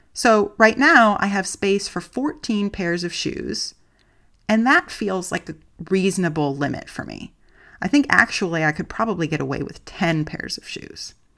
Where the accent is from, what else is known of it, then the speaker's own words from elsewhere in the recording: United States; moved away as an adult; now in Germany; I'm an American living in Germany